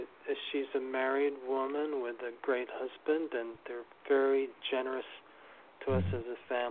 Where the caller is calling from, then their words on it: New York City, New York, United States; New York City.